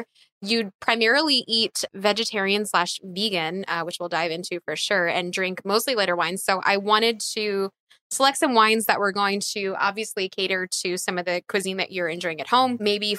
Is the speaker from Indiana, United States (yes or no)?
no; outside of Philadelphia, Pennsylvania, United States; growing up outside of Philadelphia.